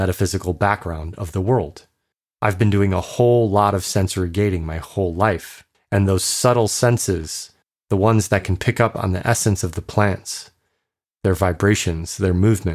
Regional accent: Chicago, Illinois, United States; moved away; I'm from Chicago

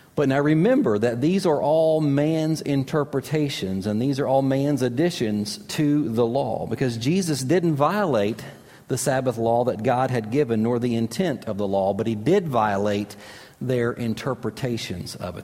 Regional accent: Kentucky, United States; moved away as an adult; also born or lived in Florida; I grew up in Kentucky

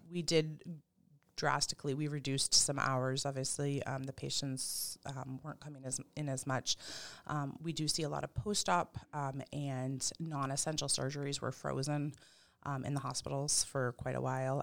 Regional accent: Pepperell, Massachusetts, United States; also born or lived in Ayer, Massachusetts; I grew up in Pepperell

